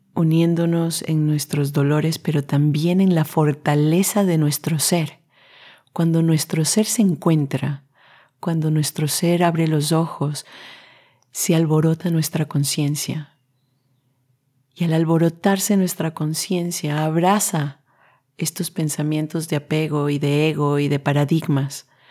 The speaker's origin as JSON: {"language": "Spanish", "town": "Quito", "region": "Pichincha", "country": "Ecuador", "tie": "born or raised there", "moved": "as an adult", "lives_now": "Netherlands", "said": "vengo desde un país latino, Ecuador en este caso, yo nací en Quito"}